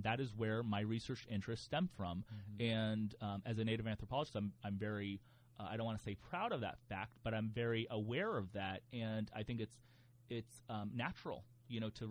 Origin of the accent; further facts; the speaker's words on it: New Port Richey, Florida, United States; I was born and raised in the Northwest suburbs of the Tampa Bay area, an area called Newport Richey